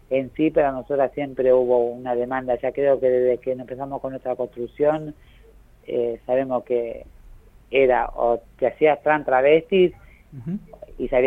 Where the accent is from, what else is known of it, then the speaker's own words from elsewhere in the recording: Avellaneda, Buenos Aires Province, Argentina; Yo soy de Avellaneda, pero ahí empecé mi territorio